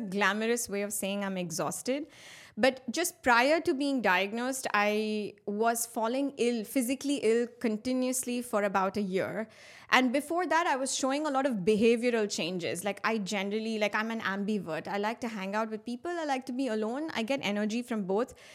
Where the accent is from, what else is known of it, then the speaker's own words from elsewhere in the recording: Muscat, Oman; also born or lived in India; I am of Indian origin, and I've been brought up in the Middle East in a beautiful city called Muscat